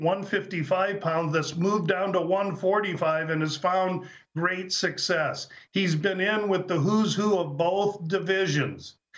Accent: Nebraska, United States; I, I grew up in Nebraska.

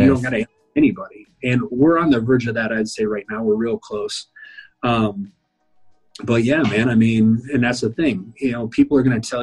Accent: South Dakota, United States; I was from South Dakota

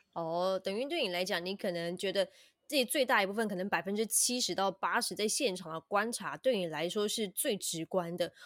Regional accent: Taiwan; 我们台湾人

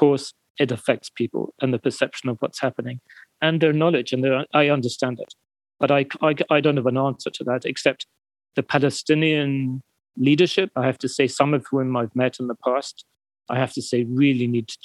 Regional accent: United Kingdom; I'm British

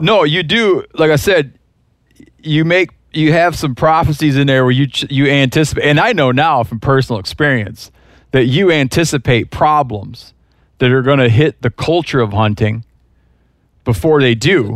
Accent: Michigan, United States; moved away; where I grew up in Michigan

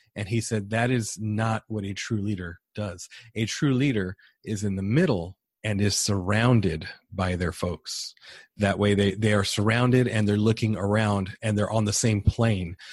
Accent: San Diego, California, United States; moved away as an adult; now in San Antonio, United States; born and raised in San Diego

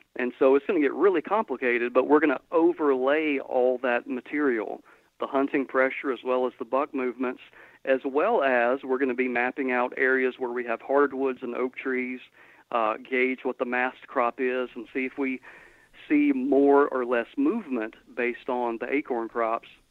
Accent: Georgia, United States; now in Mississippi, United States; where I grew up in Georgia, lat- latitudinally exactly the same place where I'm at now

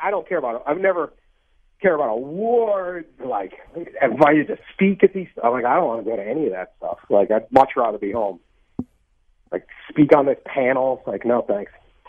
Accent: East Coast, United States; also born or lived in California; I grew up in the East Coast, so I don't feel foreign to the East Coast. I spent a lot of time in California, but, I mean, I live in the middle of the country

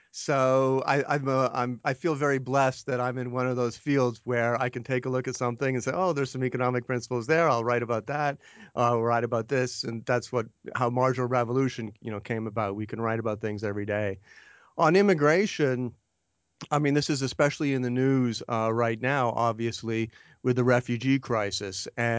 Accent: Canada; Well, I grew up in Canada, actually.

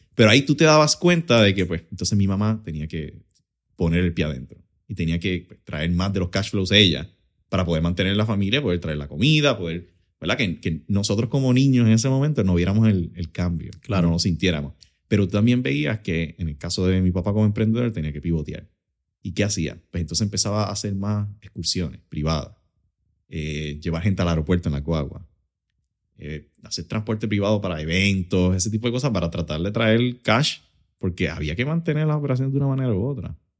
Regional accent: Utuado, Puerto Rico; also born or lived in Lares, Puerto Rico / Arecibo, Puerto Rico; nacido y criado en Utuado, en el barrio Ángeles

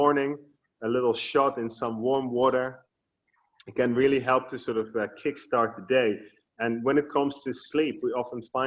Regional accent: Netherlands; now in Bali, Indonesia; I was born in the Netherlands

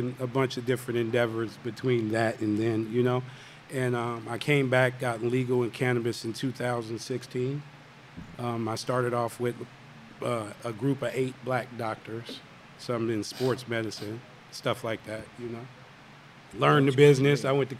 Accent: Oakland, California, United States; moved away; Even though I'm from Oakland

